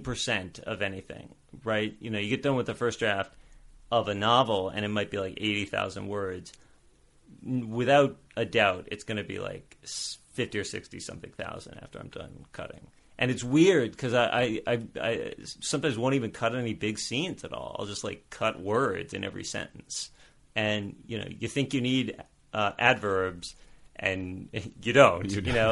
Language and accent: English; New Orleans, Louisiana, United States; Originally, I'm from New Orleans. I was born in New Orleans in 1983.